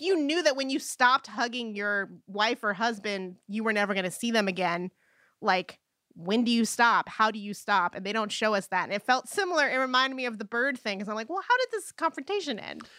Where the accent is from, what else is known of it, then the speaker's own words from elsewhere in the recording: United States; as an American